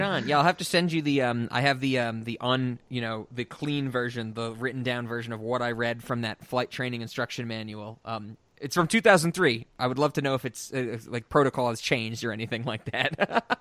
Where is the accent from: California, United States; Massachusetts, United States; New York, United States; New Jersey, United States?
New York, United States; New York City; I'm from New York